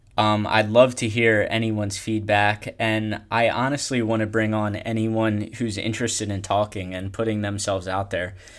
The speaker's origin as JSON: {"language": "English", "region": "Pennsylvania", "country": "United States", "said": "I am from Pennsylvania"}